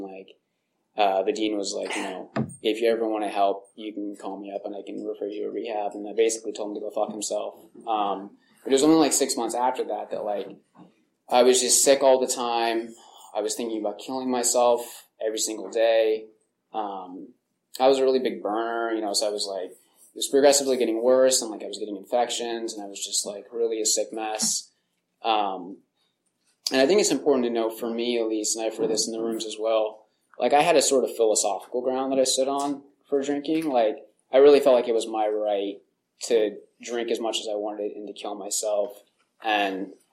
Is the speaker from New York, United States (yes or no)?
no; Hollister, California, United States; I grew up in Hollister, California